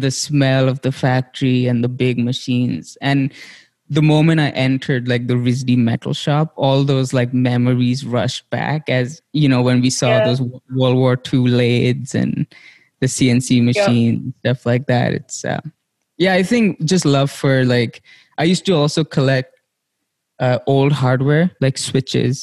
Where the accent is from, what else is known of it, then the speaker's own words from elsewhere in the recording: India; now in United States; growing up in India